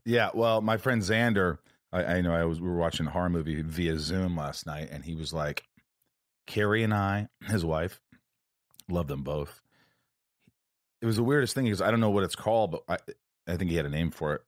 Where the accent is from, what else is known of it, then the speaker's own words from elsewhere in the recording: Indiana, United States; now in California, United States; I grew up in Indiana